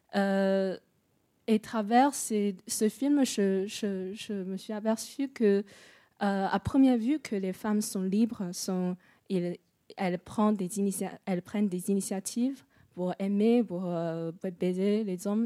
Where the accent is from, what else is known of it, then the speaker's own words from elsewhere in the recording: China; moved away; je suis chinoise.